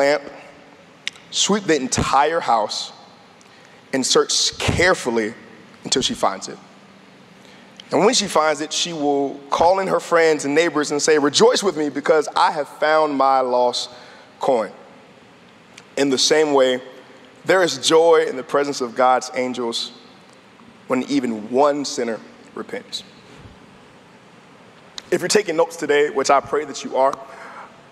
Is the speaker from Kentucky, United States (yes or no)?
no; Tidewater area, Virginia, United States; I'm from the Tidewater area, born and raised.